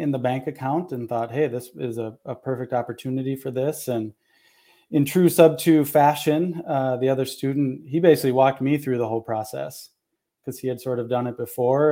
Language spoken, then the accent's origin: English; Minnesota, United States; moved away; I'm in Minnesota, born and raised here, and then have lived in a bunch of other places and, and back here now